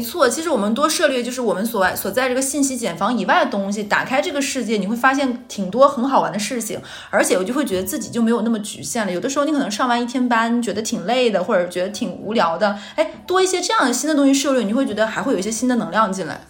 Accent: Northeast China, China; moved away; 我老家东北

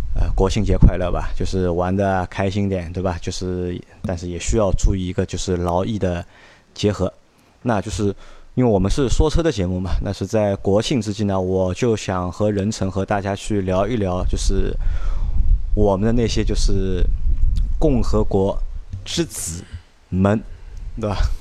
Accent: southern China, China; 我是南方人

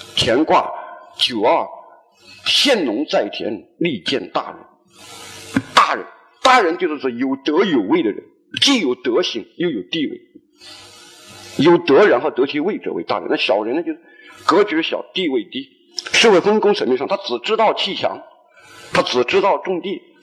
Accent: Hunan, China; now in Guangzhou, China; 我们湖南人在一块基本上就是打牌、赌博

